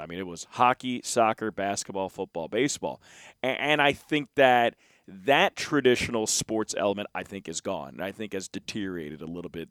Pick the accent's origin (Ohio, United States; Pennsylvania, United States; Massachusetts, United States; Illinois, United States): Pennsylvania, United States; Philadelphia; I grew up in Philadelphia